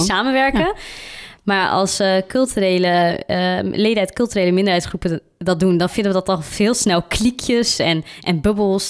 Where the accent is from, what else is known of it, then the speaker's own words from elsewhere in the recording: Randstad, Netherlands; now in Tilburg, Netherlands; Ik kom meer uit de Randstadkant, zeg maar. En eh, ik ben hierheen verhuisd.